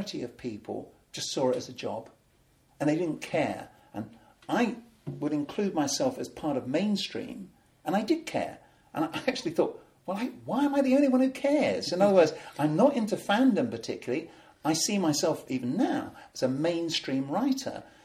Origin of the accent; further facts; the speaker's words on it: United Kingdom; we're neither American, we're not European, we are unique